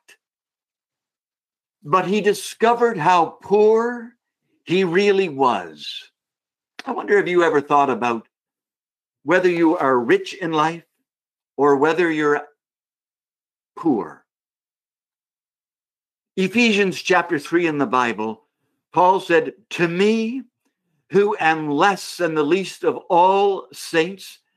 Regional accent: Canada; me being a Canadian.

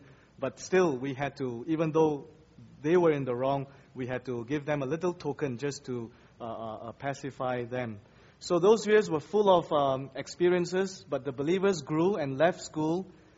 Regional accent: Kuala Lumpur, Malaysia; It was a culture shock because I come from Kuala Lumpur. I was a city boy, and this is just jungle around me

